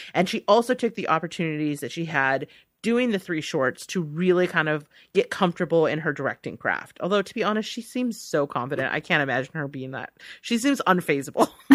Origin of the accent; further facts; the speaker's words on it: United States; as an American